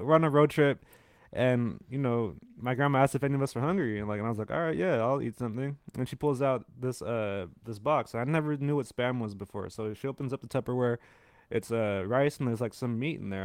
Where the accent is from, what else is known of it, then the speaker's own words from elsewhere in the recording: San Francisco, California, United States; I'm born in raised in San Francisco